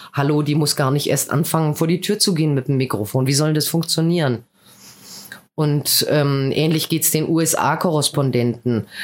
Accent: Berlin, Germany; moved away as an adult; also born or lived in Mannheim / Heidelberg / Odenwald; now in Balsbach, Germany; ich bin halt aus Westberlin

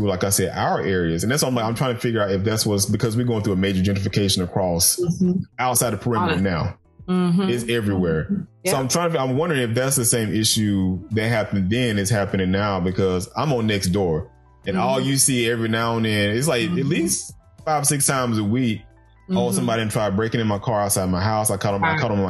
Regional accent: Macon, Georgia, United States; I come from Macon, Georgia, and Macon is the country

